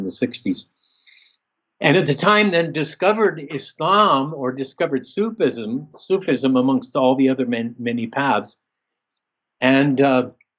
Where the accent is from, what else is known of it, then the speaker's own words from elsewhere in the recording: Southern California, United States; I grew up in Southern California without really any Christian element